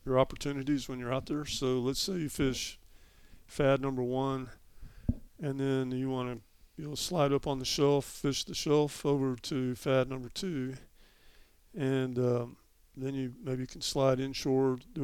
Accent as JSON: {"language": "English", "region": "Texas", "country": "United States", "said": "we're from Texas. We got to do things a little bit bigger"}